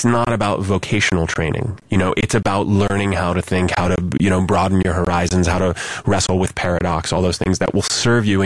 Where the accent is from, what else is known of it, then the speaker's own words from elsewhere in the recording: Columbus, Ohio, United States; I'm from Columbus, which is about an hour